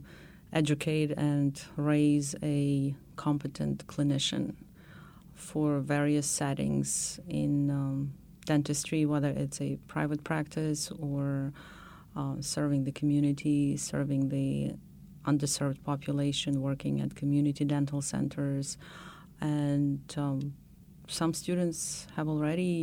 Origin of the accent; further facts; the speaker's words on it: Western Ukraine, Ukraine; English is a second language; moved away as an adult; now in United States; I grew up in Ukraine, in Western Ukraine.